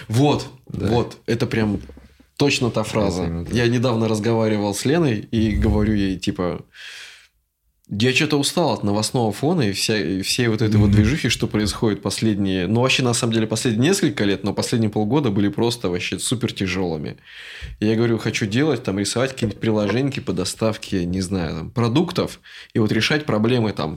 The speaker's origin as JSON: {"language": "Russian", "country": "Russia", "moved": "yes", "said": "Мы такие из России"}